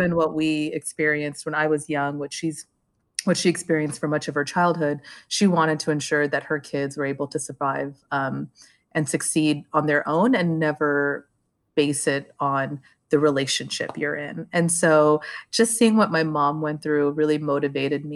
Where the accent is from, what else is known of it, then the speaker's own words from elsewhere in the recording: Los Angeles, California, United States; also born or lived in Sri Lanka; now in New York, United States; I grew up in the San Fernando Valley